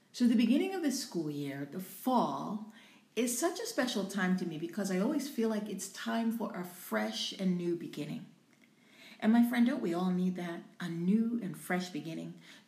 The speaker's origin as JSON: {"language": "English", "region": "Louisiana", "country": "United States", "tie": "born or raised there", "also_born_or_lived": "Albuquerque, New Mexico / Washington State", "said": "My father was in the military, so we traveled a lot. And I was born in New Mexico, Albuquerque, New Mexico. Then we lived in Washington State, and then we moved to Louisiana."}